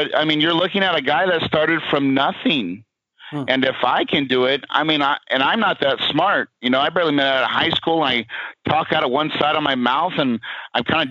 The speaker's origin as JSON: {"language": "English", "town": "West Plains", "region": "Missouri", "country": "United States", "tie": "born or raised there", "said": "I grew up in Missouri as well. I'm from West Plains, West Plains, Missouri, out there in the Ozarks by Branson"}